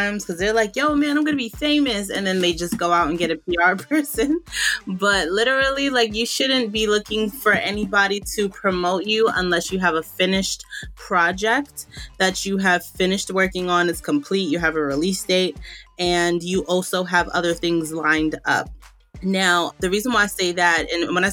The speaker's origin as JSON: {"language": "English", "region": "New York", "country": "United States", "said": "I'm from New York, and I own a media and comms agency in New York"}